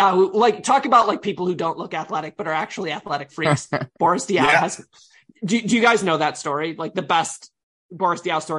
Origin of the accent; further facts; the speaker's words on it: United States; as an American